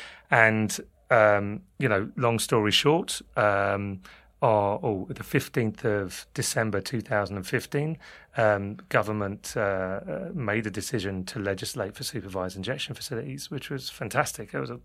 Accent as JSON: {"language": "English", "region": "London", "country": "United Kingdom", "accent": "London", "moved": "yes", "lives_now": "Ireland", "said": "people might get confused by my London accent. But yeah, I've been over there for 18 years"}